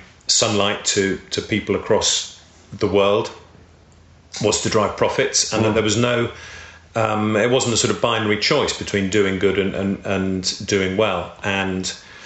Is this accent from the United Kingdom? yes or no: yes; the Wirral, North West England, United Kingdom; I grew up on the Wirral, which many people may know is across the Mersey from Liverpool